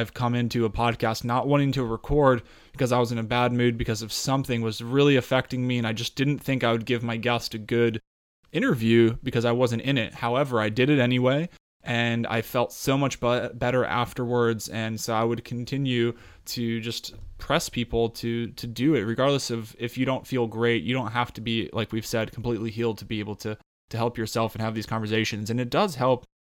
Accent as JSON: {"language": "English", "region": "Colorado", "country": "United States", "tie": "born or raised there", "said": "when I grew up in Colorado at, you know, 8,500, 9,000 feet, plenty of hikes all the time as a kid"}